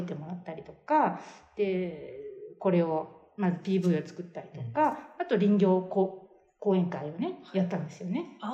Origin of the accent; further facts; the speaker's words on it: Seki, Gifu, Japan; moved away; ど同じあのところの出身